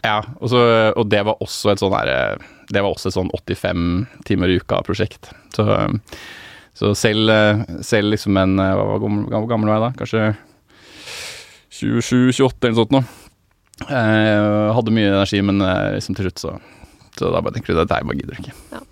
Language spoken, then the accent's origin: Norwegian; Oslo, Norway; jeg er fra Ehm, eh, Casenetto, som er et Obos-borettslag rett bak